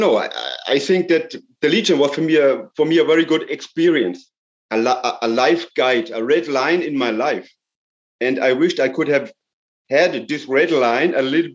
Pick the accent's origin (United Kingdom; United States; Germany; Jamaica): Germany; first language German; English is a second language; I'm German. So, but it's a little bit mixed because I was born in Germany. So I am native German